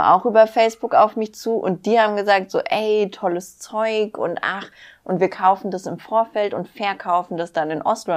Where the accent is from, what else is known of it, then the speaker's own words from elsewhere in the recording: near Wixhausen, Hesse, Germany; also born or lived in Frankfurt; da, wo ich aufgewachsen bin, war Wixhausen in der Nähe